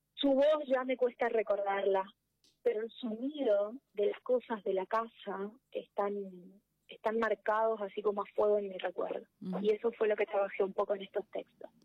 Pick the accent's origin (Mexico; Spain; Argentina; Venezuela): Argentina; interior of Corrientes Province; moved away as an adult; now in Corrientes, Argentina; El, el, pueblo donde ella vivía, que es donde yo nací, está a 500 kilómetros de Corrientes Capital